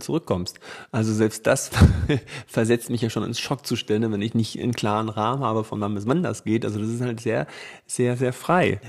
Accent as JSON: {"language": "German", "region": "Hesse", "country": "Germany", "tie": "born or raised there", "said": "Costa Rica ist so groß wie Hessen und das ist ja meine Heimat"}